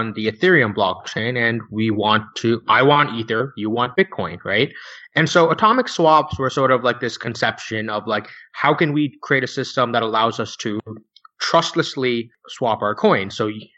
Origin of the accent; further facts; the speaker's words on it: United States; I'm an American.